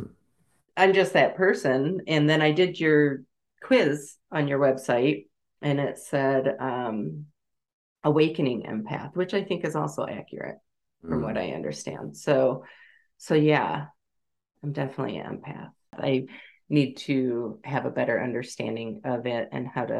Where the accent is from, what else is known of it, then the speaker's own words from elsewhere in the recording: Michigan, United States; I grew up in Michigan, love the Great Lakes